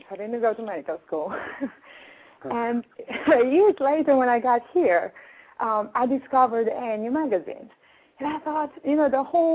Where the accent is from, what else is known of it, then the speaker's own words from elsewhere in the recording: Romania; now in New York, United States; I'm from Europe, as you can tell from the accent